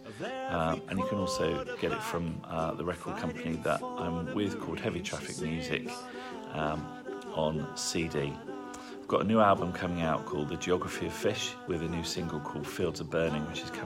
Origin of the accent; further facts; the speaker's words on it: Stratford-upon-Avon, West Midlands, United Kingdom; I'm from Stratford-upon-Avon in the Midlands